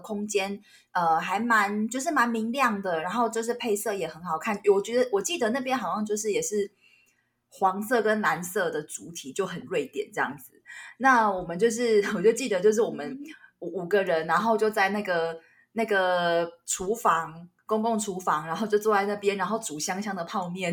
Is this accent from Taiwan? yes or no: yes; Taiwan; 这是台湾味，这是我们台湾人自己懂的这个，就是你知道家乡味。